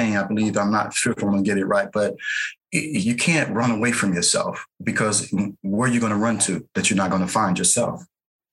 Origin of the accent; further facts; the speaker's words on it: St. Louis, Missouri, United States; I grew up in St. Louis, Missouri